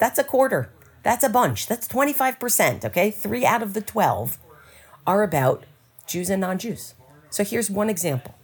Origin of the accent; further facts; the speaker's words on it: United States; as an American